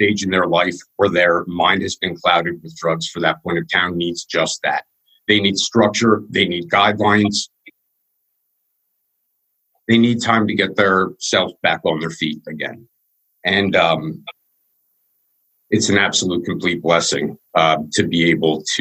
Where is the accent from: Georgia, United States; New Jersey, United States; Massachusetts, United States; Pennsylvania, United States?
Pennsylvania, United States; Wyomissing; I was born in Wyomissing, in Pennsylvania